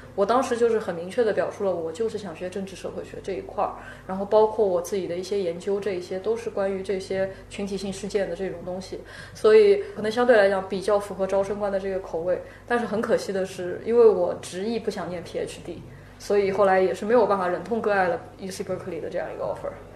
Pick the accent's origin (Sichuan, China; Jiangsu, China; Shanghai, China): Shanghai, China; also born or lived in United States; 我住杨浦嘛，我本身土生土长的杨浦人